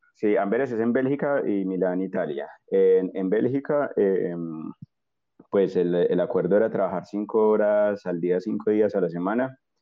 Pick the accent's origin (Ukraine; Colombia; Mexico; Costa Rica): Colombia; Armenia, Quindío; moved away as an adult; now in Spain; yo soy colombiano de una ciudad un poco pequeña que no creo que mucha gente conozca, que se llama Armenia, así como el país.